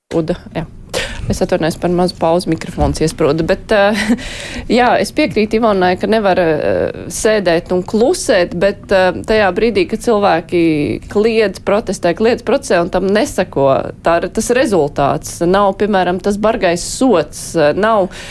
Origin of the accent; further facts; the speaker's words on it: Jūrmala, Latvia; būdama jūrmalniece